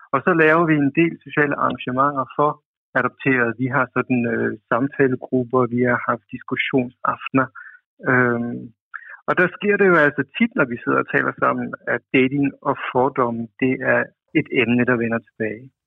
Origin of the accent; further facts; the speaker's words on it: Aarhus, Central Denmark Region, Denmark; jeg kommer fra jeg kommer fra Aarhus